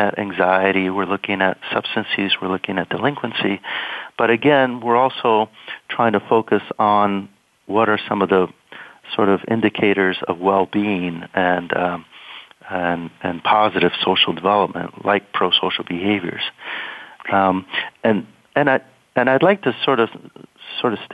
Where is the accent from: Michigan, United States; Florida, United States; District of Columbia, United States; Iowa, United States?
Florida, United States; Miami; also born or lived in Nebraska; now in Missouri, United States; I grew up in Miami, Florida.